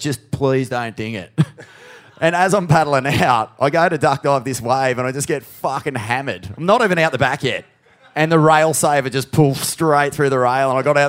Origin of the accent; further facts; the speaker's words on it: Australia; As an Australian surf fan